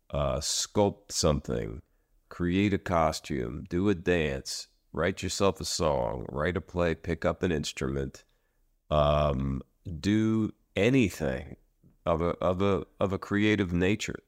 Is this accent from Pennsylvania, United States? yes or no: yes; Philadelphia, Pennsylvania, United States; Rock to the Future, which is in Philadelphia, uh, which is my hometown